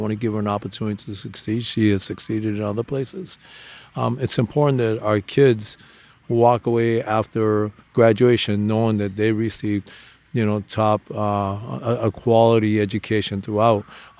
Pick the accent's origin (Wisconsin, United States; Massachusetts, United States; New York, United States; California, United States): Massachusetts, United States; Boston; I consider myself a son of Boston. I grew up in Boston. I came here when I was less than 2 years old. My mom is Afro-Latina.